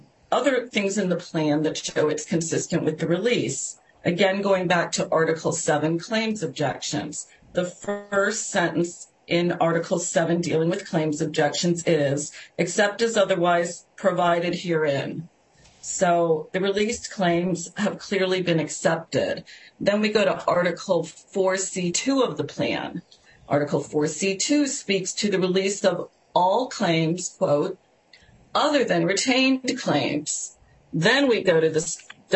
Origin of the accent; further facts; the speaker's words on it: Southern District of Florida, United States; the Southern District of Florida, which is my hometown